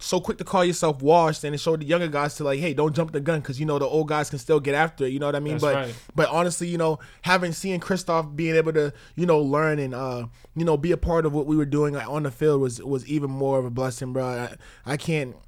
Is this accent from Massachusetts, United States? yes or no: yes; Boston, Massachusetts, United States; my roots as a Bostonian